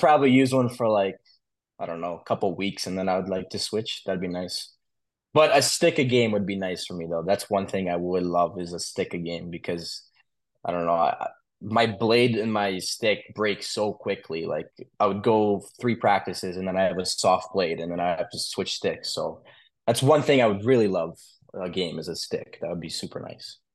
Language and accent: English; Wolverine, Michigan, United States; also born or lived in Russia; I was born in Michigan